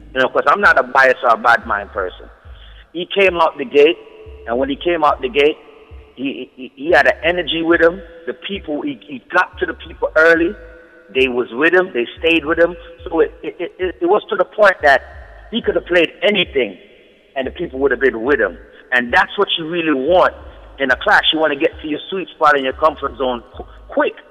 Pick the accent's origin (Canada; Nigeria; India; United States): United States; New Jersey; me being from New Jersey